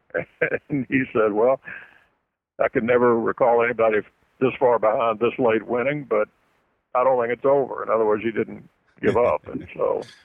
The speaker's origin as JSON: {"language": "English", "town": "Louisville", "region": "Kentucky", "country": "United States", "tie": "born or raised there", "said": "my hometown of Louisville"}